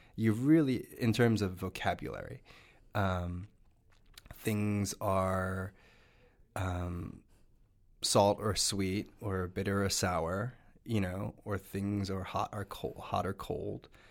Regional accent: New Jersey, United States; I grew up in New Jersey

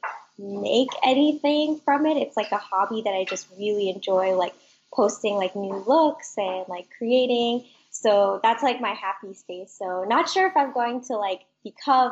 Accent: Florida, United States; I am from Florida in the United States. I live in Orlando

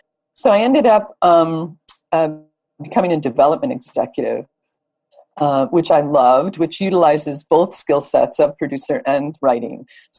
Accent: Michigan, United States; moved away as an adult; also born or lived in Los Angeles; I came from Michigan and moved to LA when I was in my 20s.

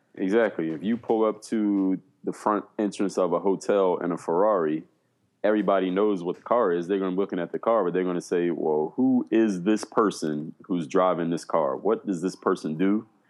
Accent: Philadelphia, Pennsylvania, United States; moved away as an adult; now in South Florida, United States; I come from Philadelphia, Pennsylvania. Right now, I live in South Florida. Been here for the last eight years

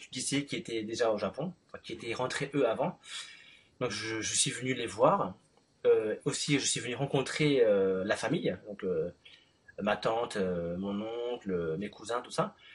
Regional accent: Paris, Île-de-France, France; suis né en France, à Paris.

